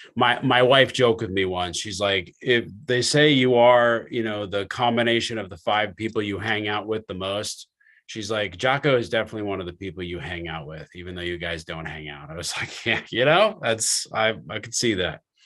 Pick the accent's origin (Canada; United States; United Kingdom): United States; New Jersey; I'm from New Jersey